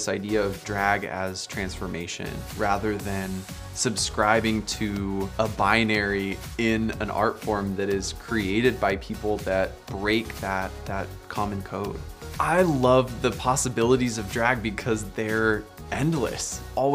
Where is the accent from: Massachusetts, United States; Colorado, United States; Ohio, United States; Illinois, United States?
Colorado, United States; Aurora; I'm originally from Aurora, Colorado. Growing up queer in Colorado